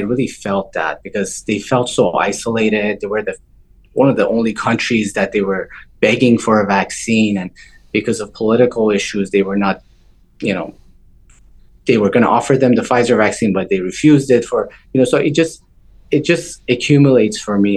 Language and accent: English; Toronto, Ontario, Canada; also born or lived in Iran; I grew up outside of Iran. I moved when I was uh, 12 years of age. I grew up in Toronto, Canada.